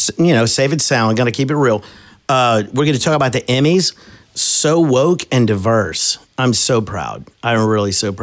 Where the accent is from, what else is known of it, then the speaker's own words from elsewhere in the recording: Southern, the Bayou, Southern United States, United States; We're Southern boys, and I mean, we love that. We're LSU fans. We're Southern boys. We're down from the Bayou